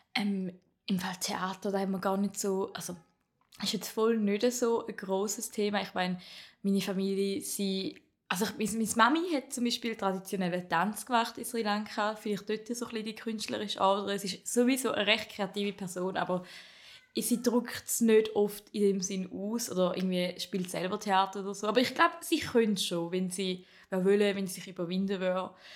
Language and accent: German; Appenzell Ausserrhoden, Switzerland; accent: St. Gallen; Ich komme aus dem Appenzell Ausroden, wie man vielleicht ein bisschen am Dialekt erkennt, obwohl es ein bisschen mehr St. Gallo ist